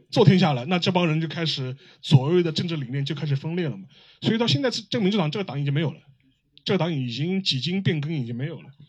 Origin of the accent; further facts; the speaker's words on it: China; 我们中国人